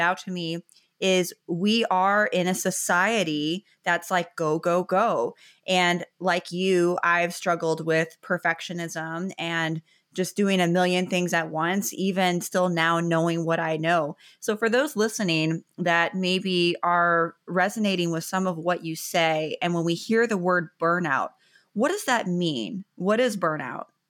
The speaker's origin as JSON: {"language": "English", "town": "Chicago", "region": "Illinois", "country": "United States", "moved": "yes", "lives_now": "Florida, United States", "said": "I'm from Chicago, and I live in Florida now"}